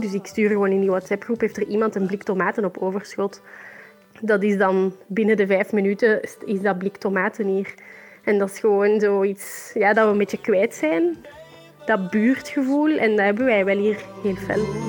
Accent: Tervuren, Flanders, Belgium; ik woon in Tervuren, ik kom ook uit Tervuren.

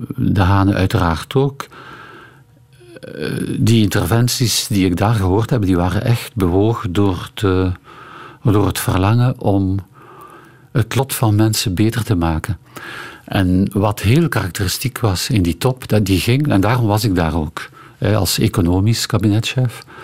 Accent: Ghent, Flanders, Belgium; ik eh, Gentenaar ben en uh, in hou van mijn thuisstad

